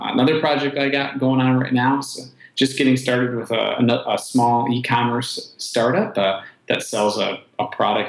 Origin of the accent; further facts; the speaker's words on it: Wisconsin, United States; I am born and raised in Wisconsin